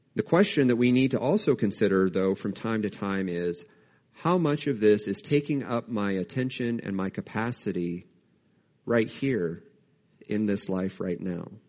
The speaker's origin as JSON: {"language": "English", "country": "United States", "said": "as American Christians"}